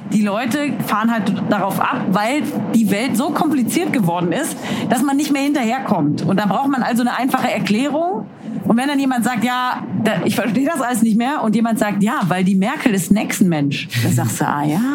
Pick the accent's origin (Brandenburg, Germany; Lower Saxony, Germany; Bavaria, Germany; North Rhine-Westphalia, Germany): North Rhine-Westphalia, Germany; Cologne; Ich bin Kölnerin, aber ich muss auch nach Köln, weil ich arbeite